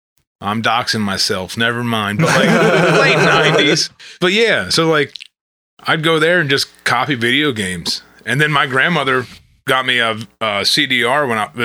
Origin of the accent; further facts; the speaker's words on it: Elkridge, Maryland, United States; I grew up in Elk Ridge